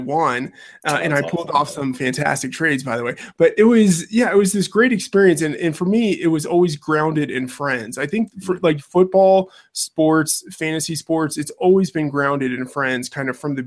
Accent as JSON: {"language": "English", "region": "Texas", "country": "United States", "tie": "born or raised there", "said": "I grew up in Texas, born and raised in Texas"}